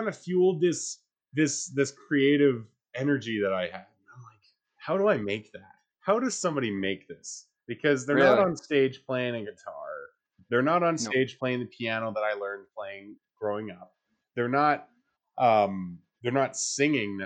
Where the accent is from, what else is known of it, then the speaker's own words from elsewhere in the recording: Calgary, Alberta, Canada; I was born here in Calgary